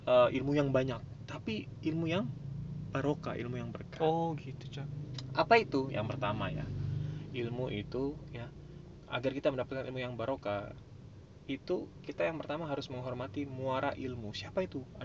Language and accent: Indonesian; Bangil, East Java, Indonesia; saya ngaji juga di pesantren Tanurul Hijah di kampung saya di Bangil